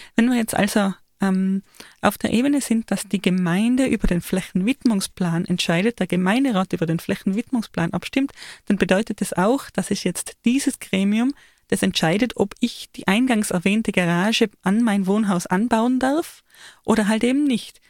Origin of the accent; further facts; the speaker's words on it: Austria; ich als Österreicherin